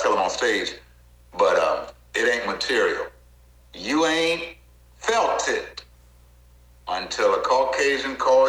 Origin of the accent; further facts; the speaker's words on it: the South, United States; I'm from the South.